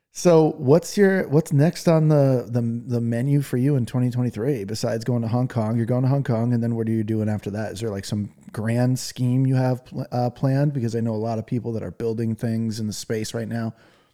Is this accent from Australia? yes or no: no; England, United Kingdom; I'm English. If I have my first language is English and theirs is Chinese, there's no way I'm getting by, you know?